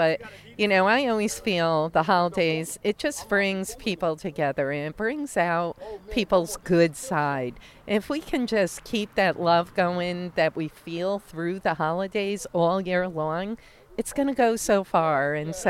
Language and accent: English; Troy, New York, United States; I'm born and raised in Troy, Jacob. Never left, and I love Troy. It's in my DNA. I actually was born in North Central, a couple blocks south of here.